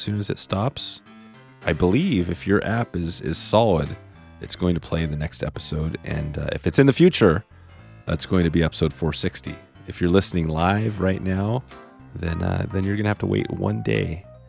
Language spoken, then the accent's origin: English; Ohio, United States; also born or lived in Montana / Mexico / Czech Republic / Netherlands; I'm originally from Ohio, but I have lived in Montana, Mexico, the Czech Republic, and the Netherlands. I also spent 20 years in Hollywood working as a cameraman.